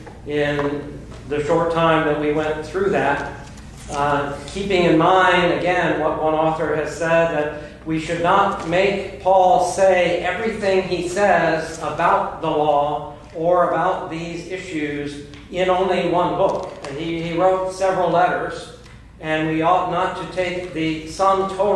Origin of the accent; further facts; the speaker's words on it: United States; as American Christians